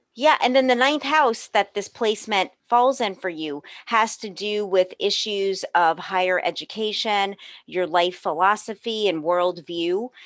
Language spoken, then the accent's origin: English; New Orleans, Louisiana, United States; also born or lived in Los Angeles; I was born and raised in New Orleans, where I am today